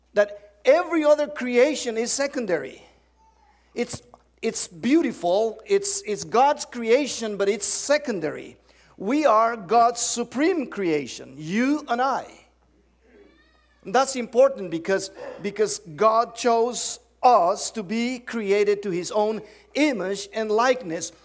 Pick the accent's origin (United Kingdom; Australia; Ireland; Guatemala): Guatemala; English is a second language; moved away as an adult; also born or lived in Cincinnati, Ohio, United States; I'm, I'm from the South. Seriously south of the border. I'm, I'm from, well, that's the south. I'm from Guatemala